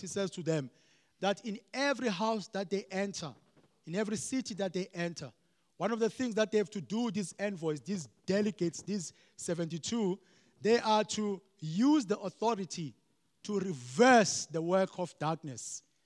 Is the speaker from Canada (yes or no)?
no; Eastern Cape, South Africa; I grew up in the Eastern Cape.